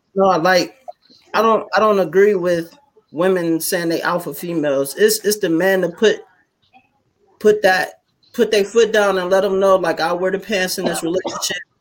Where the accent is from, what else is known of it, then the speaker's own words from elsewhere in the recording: Youngstown, Ohio, United States; now in Farrell, United States; I'm from Youngstown, but I live in uh, Farrell, PA